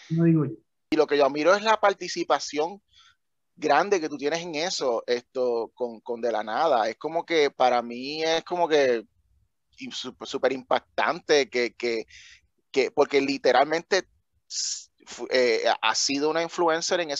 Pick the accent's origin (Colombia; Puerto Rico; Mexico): Puerto Rico; moved away; yo cuando me fui de Puerto Rico, eh, una de las muchas razones era porque yo no le veía un potencial a, Puerto Rico a, mejorar.